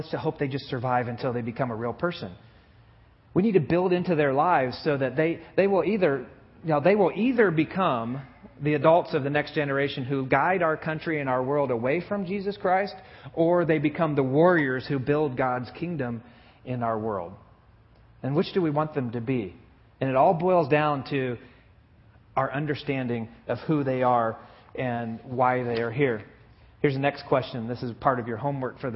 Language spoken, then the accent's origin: English; Buck Creek, Indiana, United States; I lived in a little teeny tiny town in northern Indiana called Buck Creek, Indiana, when I was in third and fourth grade